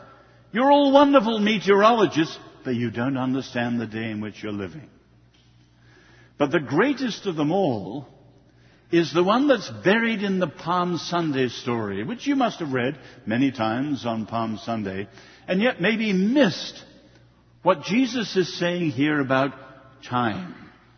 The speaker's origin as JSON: {"language": "English", "country": "China", "tie": "born there", "said": "I was born in China and I love the Greeks and the Romans"}